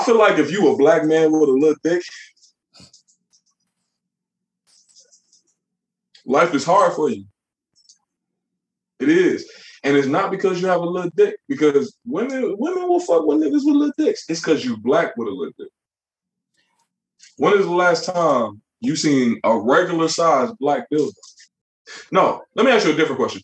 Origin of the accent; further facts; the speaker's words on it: Chicago, Illinois, United States; In Chicago, when I was growing up